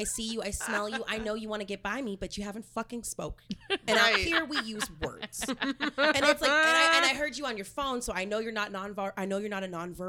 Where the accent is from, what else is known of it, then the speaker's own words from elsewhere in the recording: Arlington, Texas, United States; moved away as an adult; also born or lived in Austin, Texas; now in Los Angeles, United States; parents are from Louisiana. My mom's from Lafayette. My dad's from Thibodaux. So I'm a first gen Texan, and I was born and raised in the Arlington, Fort Worth area, like kind of near Dallas.